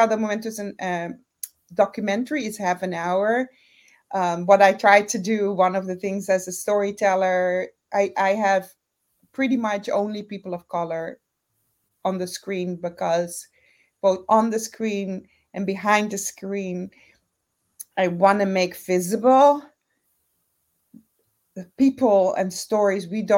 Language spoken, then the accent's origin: English; Curaçao; moved away; I'm originally from Curaçao, born and raised